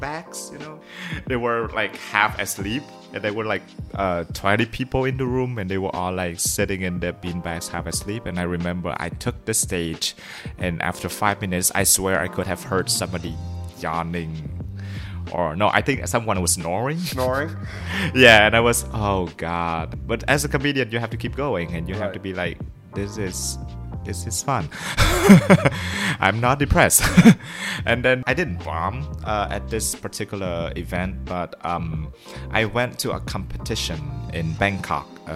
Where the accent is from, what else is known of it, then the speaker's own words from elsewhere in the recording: Vietnam; first language Vietnamese; English is a second language; Vietnamese, my mother tongue